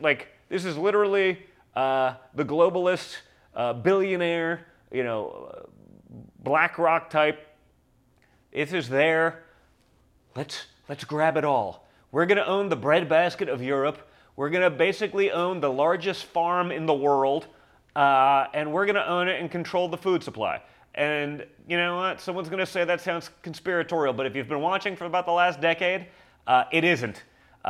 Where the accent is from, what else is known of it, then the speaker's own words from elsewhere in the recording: New York City, New York, United States; I grew up in New York City